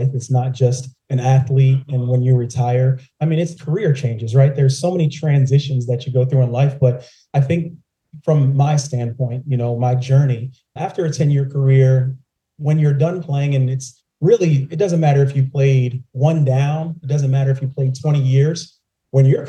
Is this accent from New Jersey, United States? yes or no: no; right outside of Philadelphia, Pennsylvania, United States; moved away as an adult; also born or lived in New Orleans; now in Atlanta, United States; I'm born and raised in Pennsylvania, right outside of Philadelphia